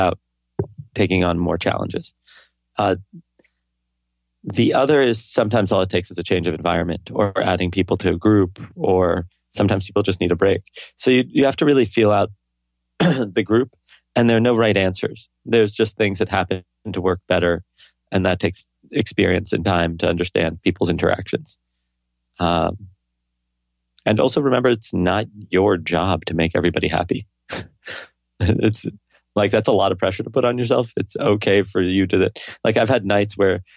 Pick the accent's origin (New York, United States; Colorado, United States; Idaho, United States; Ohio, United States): New York, United States; my hometown, New York